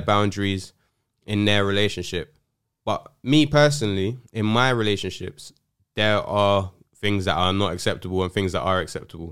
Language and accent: English; London, United Kingdom; I grew up in South London